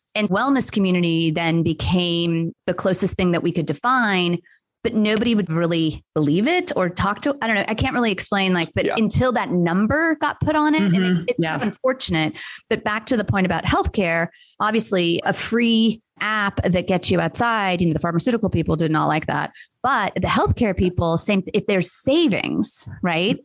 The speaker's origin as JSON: {"language": "English", "town": "Los Angeles", "region": "California", "country": "United States", "tie": "born or raised there", "moved": "yes", "lives_now": "Atlanta, United States", "said": "where I grew up in Los Angeles"}